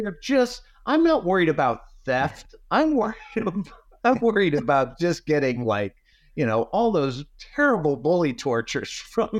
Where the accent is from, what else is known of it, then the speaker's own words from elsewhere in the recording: South Florida, United States; growing up in South Florida